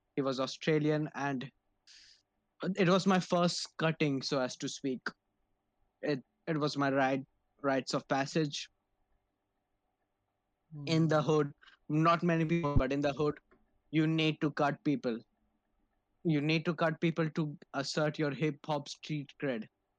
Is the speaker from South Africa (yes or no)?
no; India; I'm like you rightly pointed out, I'm Indian, and as an Indian, if we do not have a palace without Aladdin music playing all over the bitch, I'm not Indian unless I'm that.